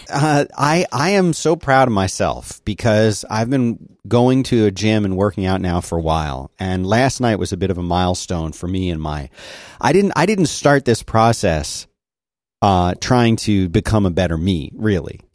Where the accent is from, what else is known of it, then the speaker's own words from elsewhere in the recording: United States; I'm an American